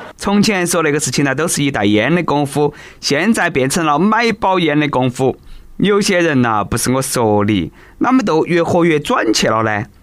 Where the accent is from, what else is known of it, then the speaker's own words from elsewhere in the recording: China; 其实老外啦真的是不如我们中国人耐热。